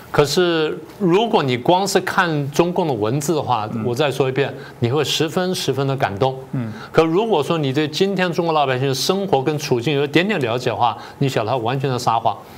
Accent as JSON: {"language": "Chinese", "country": "Taiwan", "said": "这些好像是我们台湾人跟他讲的话"}